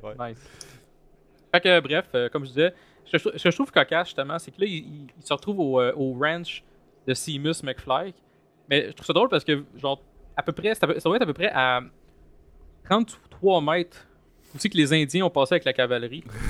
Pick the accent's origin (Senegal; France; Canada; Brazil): Canada; Longueuil, Quebec; je viens de Longueuil